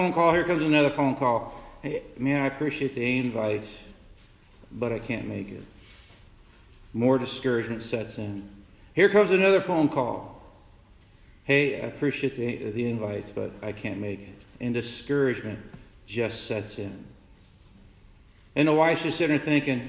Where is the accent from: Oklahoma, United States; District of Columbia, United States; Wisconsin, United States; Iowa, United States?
Iowa, United States; Council Bluffs; I came back to my hometown, back in Council Bluffs